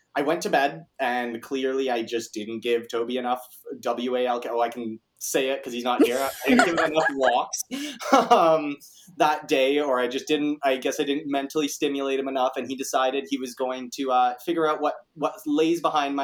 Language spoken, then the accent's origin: English; Kitchener, Ontario, Canada; I am 24 years old, Kitchener born and raised. So I went to KCI and I've been living in Kitchener my whole life